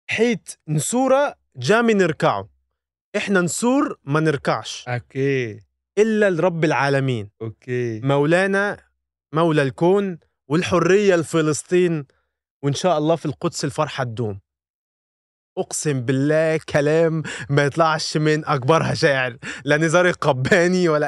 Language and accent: Arabic; Egypt; احنا كمصريين